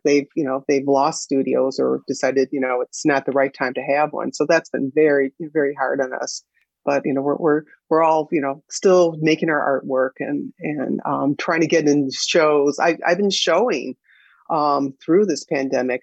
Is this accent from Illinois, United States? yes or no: yes; Evanston, Illinois, United States; I grew up in Evanston, Illinois